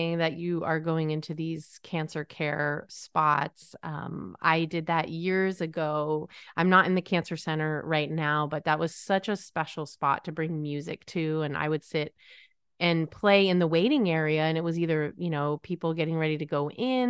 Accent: Connecticut, United States; I grew up in Connecticut and I was just a train ride or a not too long of a drive away from New York City.

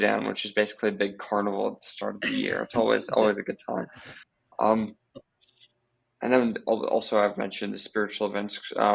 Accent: Hong Kong; moved away as an adult; now in Canada; I grew up in Hong Kong, and I came to Redeemer after graduating high school

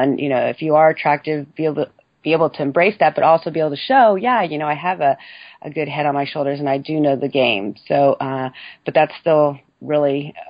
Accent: San Francisco, California, United States; also born or lived in Dallas; I grew up in the Bay Area in San Francisco

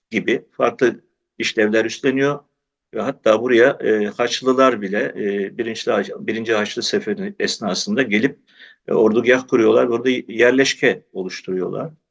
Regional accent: Büyükdere, Istanbul, Turkey; Tabii ben fidanlıkta doğdum, büyüdüm. Aslında yolu kesişen babam. Ee, biz e, 1923-24 Lozan Anlaşması'yla mübadeleyle e, Yunanistan'ın Kavala kentinden e, İstanbul'a yerleşmiş olan bir ailenin çocuğuyum ben.

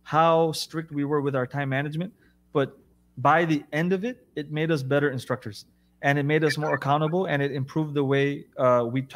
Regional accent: United States; first language English; moved away as an adult; also born or lived in Jeddah, Saudi Arabia; I'm American. I have 2 degrees. English is my first language.

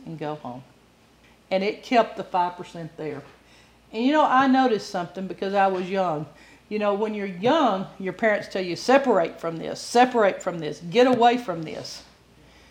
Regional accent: Bible Belt, Southern United States, United States; I'm from the Bible Belt

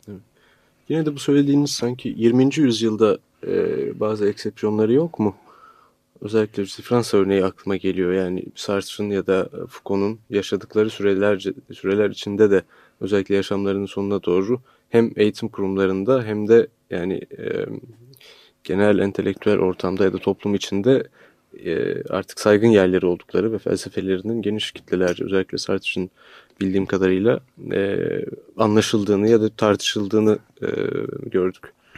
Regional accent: Turkey; bir Türk olarak

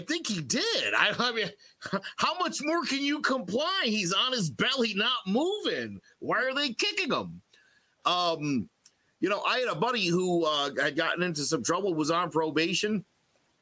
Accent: United States; I grew up in America

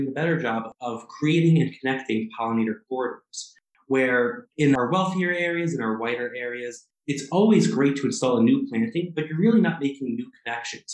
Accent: New York City, New York, United States; now in Minnesota, United States; I grew up in Queens, New York, in the most urban of urban communities.

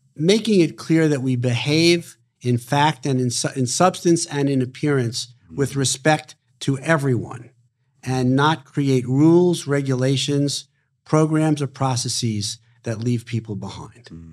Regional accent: New York City, New York, United States; born and raised in Brooklyn, New York

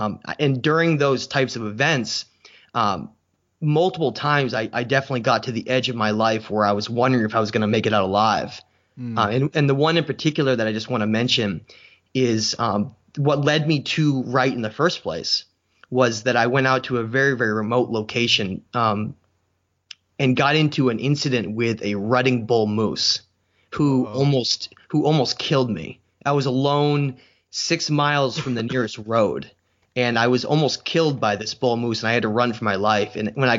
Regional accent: New Hampshire, United States; now in Maine, United States; I live in Maine right now, but I'm originally from New Hampshire.

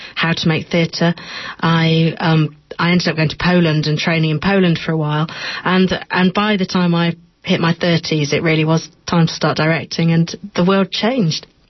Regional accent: United Kingdom; I'm from Britain.

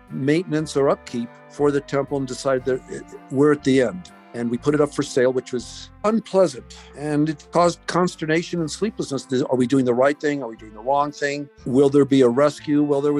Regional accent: Raton, New Mexico, United States; It was basically my brother and myself were the only two Jewish kids in the Raton school system.

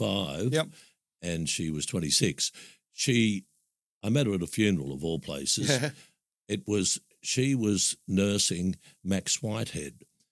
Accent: Sydney, New South Wales, Australia; moved away as an adult; also born or lived in Narrabeen / Northern Beaches; being born and bred in Maroubra.

